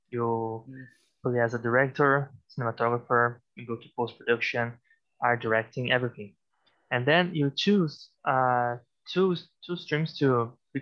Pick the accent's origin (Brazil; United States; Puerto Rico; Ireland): Brazil; also born or lived in Vancouver, Canada; I'm from Brazil originally